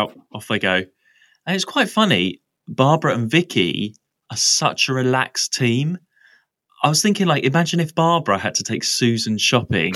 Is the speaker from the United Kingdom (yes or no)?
yes; Essex, East of England, United Kingdom; I'm from Essex as well, which is very rural.